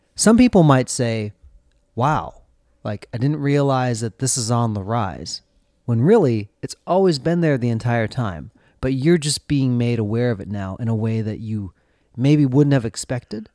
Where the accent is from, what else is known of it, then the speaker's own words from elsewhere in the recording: central Minnesota, United States; also born or lived in South Korea; Josh and I both grew up in central Minnesota